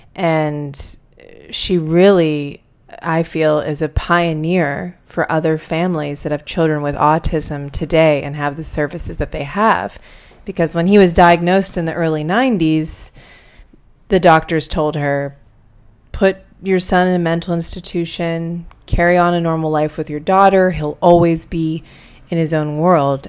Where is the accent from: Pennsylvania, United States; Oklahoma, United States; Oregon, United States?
Pennsylvania, United States; outside of Pittsburgh; I grew up outside of Pittsburgh, Pennsylvania, in a much smaller city